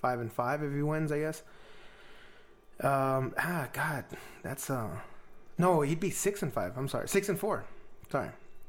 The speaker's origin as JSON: {"language": "English", "town": "Ciudad Juárez", "region": "Chihuahua", "country": "Mexico", "said": "I came from Juarez, one of the most dangerous cities in the world, just so you know."}